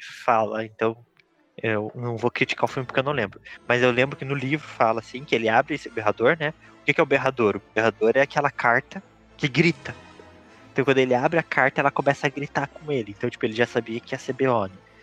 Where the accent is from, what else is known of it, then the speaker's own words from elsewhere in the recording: Brazil; como um bom brasileiro que sou